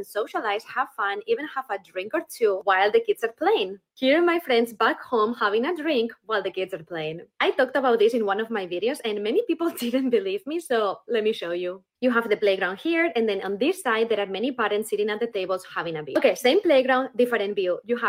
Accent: Spain; now in United States; I'm from Spain, living in the US

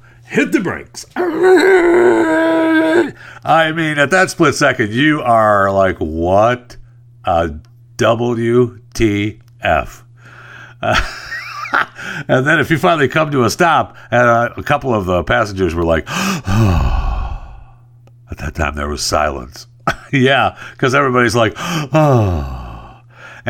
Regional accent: San Francisco, California, United States; man, do I miss being back in my hometown of San Francisco.

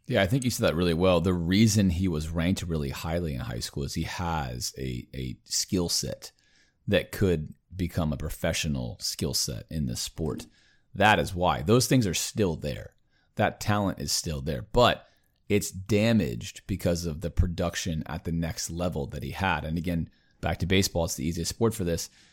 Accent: Baltimore, Maryland, United States; I was born in Baltimore.

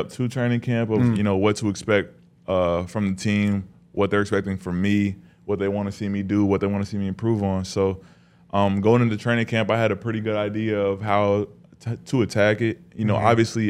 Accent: Las Vegas, Nevada, United States; moved away as an adult; also born or lived in Spokane, Washington; now in Denver, United States; I'm from Vegas

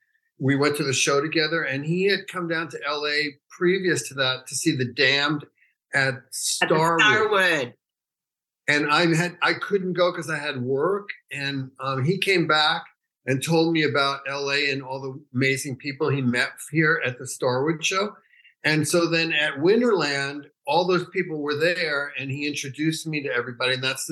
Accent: New York City, New York, United States; born or raised there; also born or lived in San Francisco; now in Los Angeles, United States

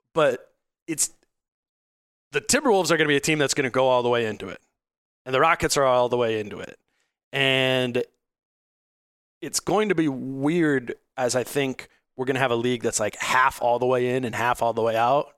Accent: Hopkins, Minnesota, United States; I grew up in, I grew up in Hopkins.

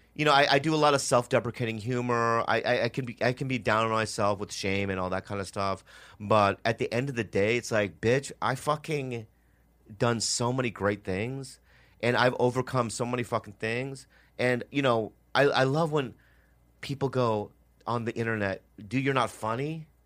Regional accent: Edina, Minnesota, United States; moved away; I grew up in Minnesota for, like, eight years. And I was, like, the only Asian kid

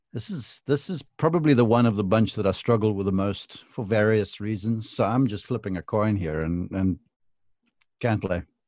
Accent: South Africa; moved away; being former South African

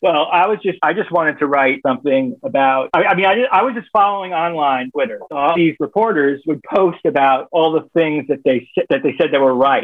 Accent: Miami, Florida, United States; Born and raised in Miami

